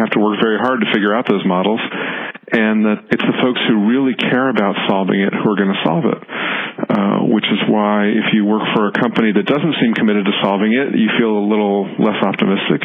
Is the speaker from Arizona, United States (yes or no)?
no; Washington, District of Columbia, United States; When I grew up in Washington, D.C., we got two newspapers a day.